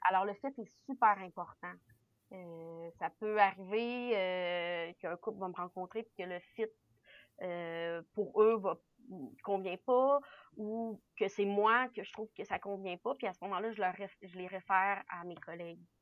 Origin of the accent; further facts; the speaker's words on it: Quebec City, Quebec, Canada; now in Centre-du-Québec, Canada; je viens de Québec. Je suis née à Québec, euh, euh, la ville de Québec. Mais, mais j'habite présentement là, au centre du Québec